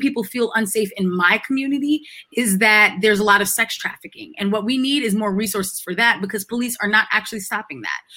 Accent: Freeport, New York, United States; moved away; My hometown is a is an incorporated village. We have our own police force. I can go back to Freeport Village in New York

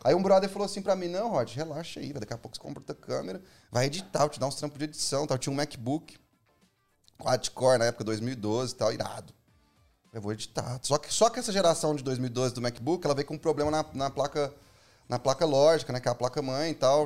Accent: Minas Gerais, Brazil; moved away as an adult; now in São Paulo, Brazil; eu sou de Minas

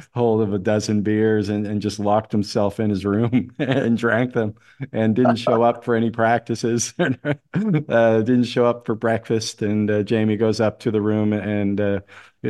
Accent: Halifax, Nova Scotia, Canada; I'm from Halifax

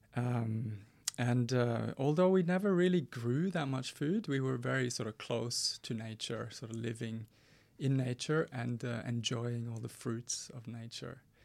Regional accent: Norway; moved away; growing up in Norway in the seventies and eighties.

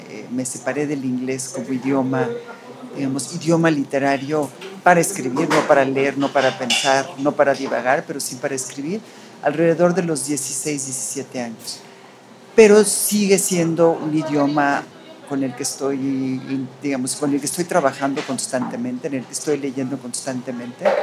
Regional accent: Mexico; first language en; Spanish is a second language; de los dos países, soy de México y de Estados Unidos. Aprendí, yo creo que aprendí el inglés antes que el español, pues, puesto

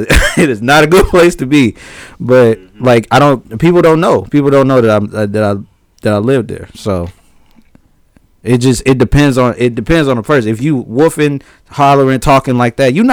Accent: Harvey, Illinois, United States; moved away; also born or lived in Peoria, Illinois; I am. I'm from Harvey.

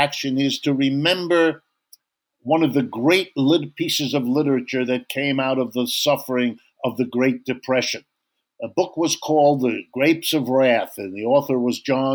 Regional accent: Youngstown, Ohio, United States; I was born in Youngstown, Ohio

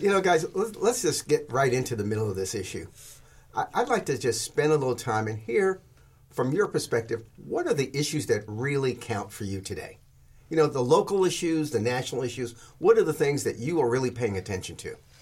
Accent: New York City, New York, United States; moved away; I grew up in New York City

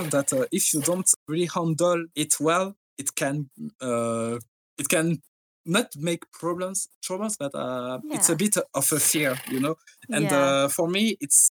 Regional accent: France; English is a second language; I'm French

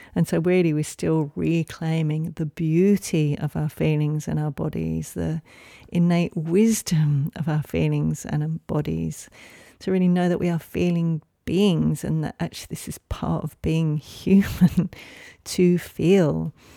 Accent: England, United Kingdom; moved away; I grew up in England

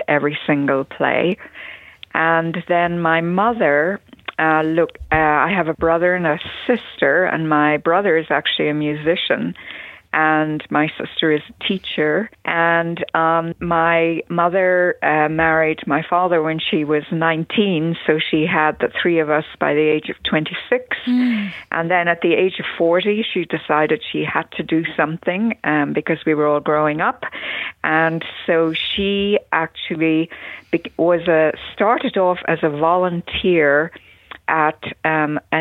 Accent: Dublin, Leinster, Ireland; moved away as an adult; now in Wisconsin, United States; I grew up in Dublin in Ireland. I was born there

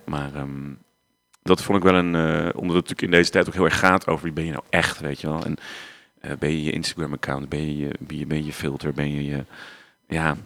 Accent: Waalwijk, North Brabant, Netherlands; also born or lived in Oirschot; Ik ben eigenlijk opgegroeid in Waalwijk. Dat is niet zo heel ver vandaan, dus Brabant ook

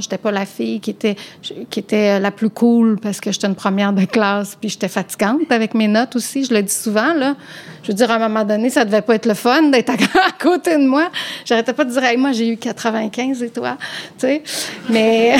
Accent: Quebec, Canada; also born or lived in Rive-Nord (Montreal North Shore); quand on vient du Québec, puis on a des hivers avec du soleil puis de la neige

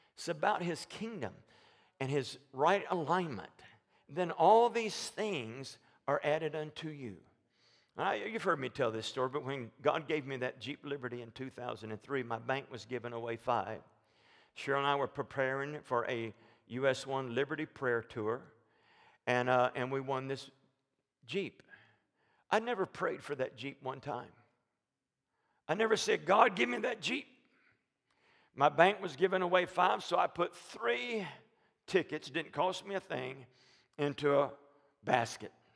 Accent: Alabama, United States; moved away; we're from Alabama

